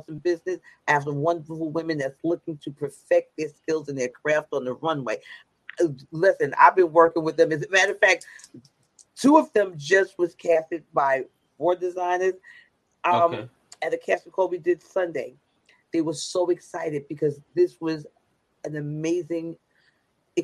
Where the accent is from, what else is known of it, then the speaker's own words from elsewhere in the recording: New York City, New York, United States; I'm from Brooklyn.